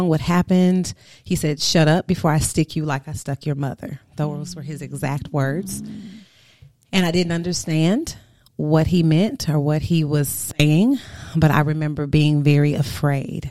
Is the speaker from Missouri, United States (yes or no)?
yes; St. Louis, Missouri, United States; also born or lived in Houston, Texas; I'm originally from St. Louis, Missouri